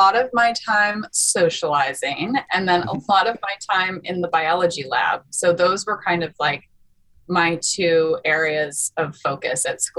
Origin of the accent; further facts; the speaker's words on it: Longmeadow, Massachusetts, United States; also born or lived in New England; I grew up mostly in a town called Longmeadow in Western Massachusetts